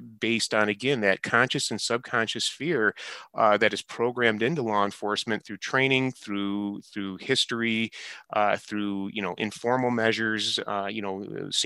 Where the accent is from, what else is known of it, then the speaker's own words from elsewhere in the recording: Detroit, Michigan, United States; moved away as an adult; also born or lived in California; I grew up in Metro Detroit